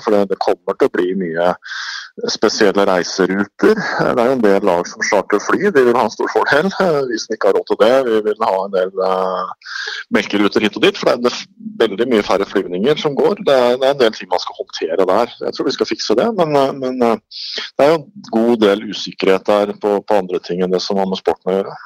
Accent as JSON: {"language": "Norwegian", "town": "Sandefjord", "region": "Vestfold", "country": "Norway", "said": "jeg er fra Sandefjord"}